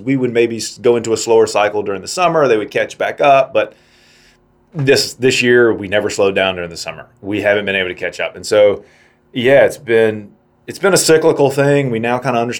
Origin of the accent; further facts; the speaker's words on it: South Carolina, United States; moved away; I'm from South Carolina, and the sewing industry down there used to be knitted wear